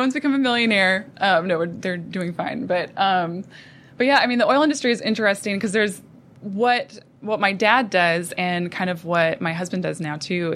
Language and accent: English; Williston, North Dakota, United States; moved away as an adult; also born or lived in Phoenix, Arizona; I grew up in North Dakota in a little town called Williston